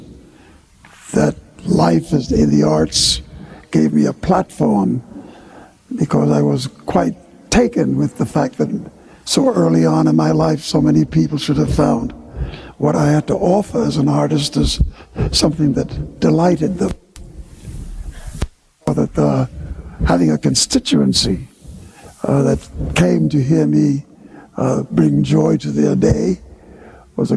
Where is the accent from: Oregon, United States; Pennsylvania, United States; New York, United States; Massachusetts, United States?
New York, United States; also born or lived in Jamaica; I was born in Harlem